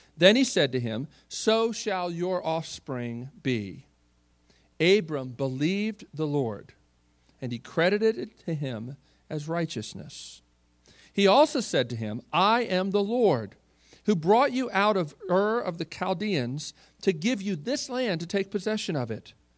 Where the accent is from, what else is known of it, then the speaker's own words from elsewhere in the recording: Baltimore, Maryland, United States; I grew up in Baltimore, uh, Maryland